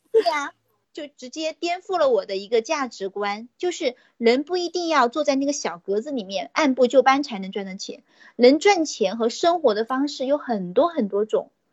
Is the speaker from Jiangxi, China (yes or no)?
yes; Nanchang, Jiangxi, China; 我来自江西的南昌